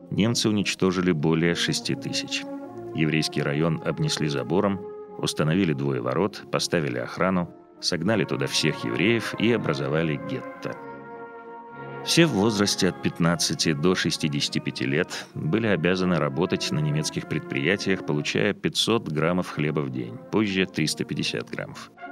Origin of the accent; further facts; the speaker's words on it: Białystok, Podlaskie Voivodeship, Poland; born there; Я родился в Белостоке в 1922 году.